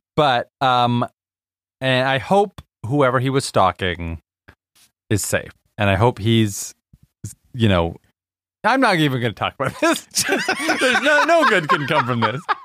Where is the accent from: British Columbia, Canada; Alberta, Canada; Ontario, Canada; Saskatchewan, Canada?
British Columbia, Canada; Vancouver; my hometown